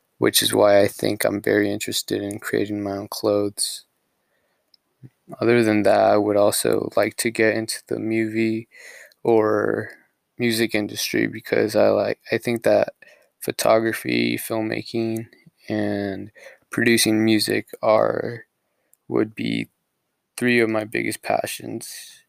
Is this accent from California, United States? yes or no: yes; Escondido, California, United States; also born or lived in Puebla, Mexico; when I was 2 years old, my family moved here to Escondido, California. Since then, I've lived in Escondido and have grown up here